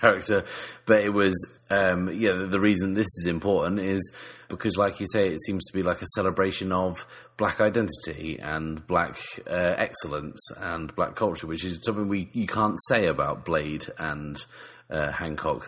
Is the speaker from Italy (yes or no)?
no; England, United Kingdom; we're still English.